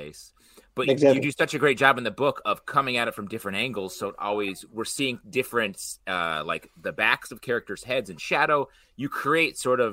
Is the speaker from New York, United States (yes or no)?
yes; New York City, New York, United States; As a New Yorker